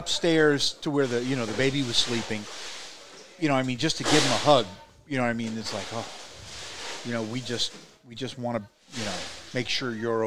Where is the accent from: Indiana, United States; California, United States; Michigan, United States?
Indiana, United States; Huntington; A split level style house in Huntington, Indiana, in high school